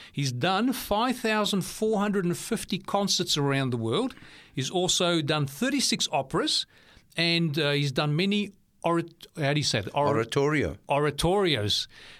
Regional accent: South Africa; moved away; I was growing up in South Africa

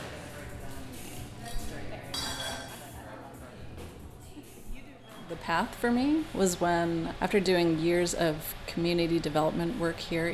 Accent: Edmonds, Washington, United States; I grew up in Edmonds.

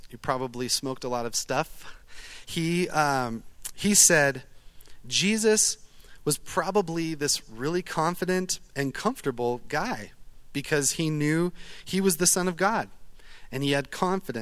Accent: Eugene, Oregon, United States; I'm from Eugene, Oregon. I'm a duck.

